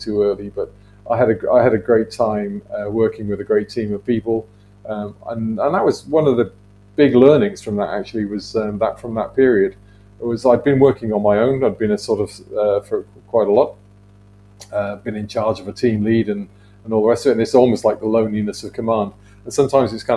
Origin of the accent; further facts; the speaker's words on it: the Welsh valleys, Wales, United Kingdom; I grew up in the Welsh valleys.